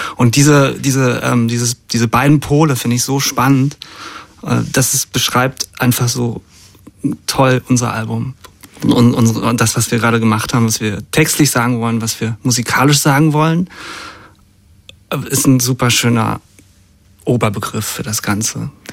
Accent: GDR, about 40 km north of Berlin, Brandenburg, Germany; moved away; geboren in der DDR. Et, etwas über Berlin, so 40 Kilometer drüber und aber viel in Berlin gewesen als Kind schon

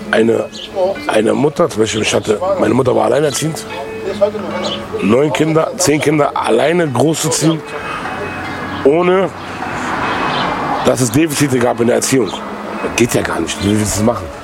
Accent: Germany; Naja, ich bin ja hier geboren in dem Land und damals war, wir waren einer der einzigen Araber in der ganzen Gegend.

